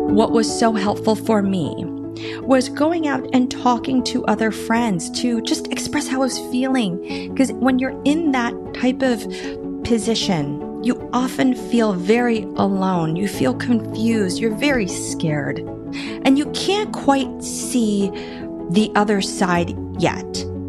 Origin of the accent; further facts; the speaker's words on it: Washington, District of Columbia, United States; also born or lived in Iowa, United States / Boston, Massachusetts, United States; Was born in Iowa, but then lived in Boston, Massachusetts till I was nine, and then I grew up in the D C metro area